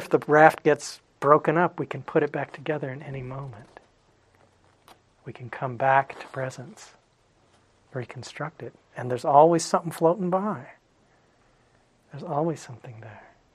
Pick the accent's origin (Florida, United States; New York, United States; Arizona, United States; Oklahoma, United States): Arizona, United States; Phoenix; When I was a kid, I grew up in Phoenix